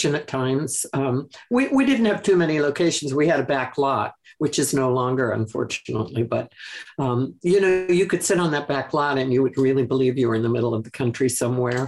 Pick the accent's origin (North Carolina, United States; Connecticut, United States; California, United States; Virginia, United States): Connecticut, United States; I grew up in Connecticut, in the country, on a farm, a 21-acre, quote, gentleman's farm in Wisconsin